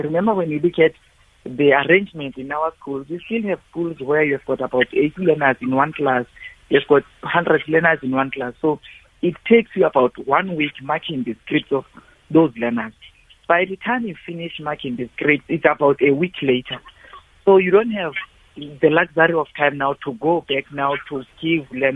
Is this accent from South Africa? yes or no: yes; Eastern Cape, South Africa; I'm coming from the Eastern Cape in deep rural areas there